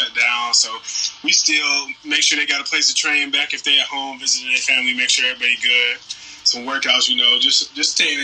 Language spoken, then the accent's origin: English; Detroit, Michigan, United States; also born or lived in Maryville, Tennessee; now in Los Angeles, United States; I come from Detroit, moved to Tennessee.